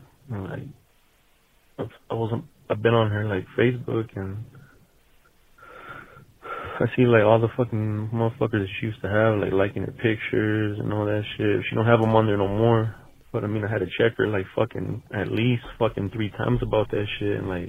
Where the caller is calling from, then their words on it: Las Vegas, Nevada, United States; Fucking, I'm calling from Vegas.